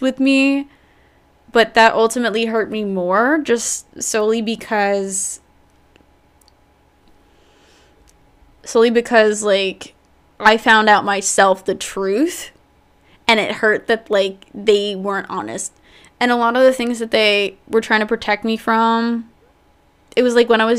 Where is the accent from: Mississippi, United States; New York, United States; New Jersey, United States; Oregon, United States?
New Jersey, United States; I've grown up in New Jersey, born and raised. I lived here all my life